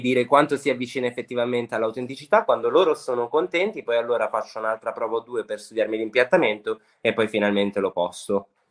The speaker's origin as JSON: {"language": "Italian", "town": "Sanremo", "region": "Liguria", "country": "Italy", "tie": "born or raised there", "said": "io sono nato e cresciuto a Sanremo"}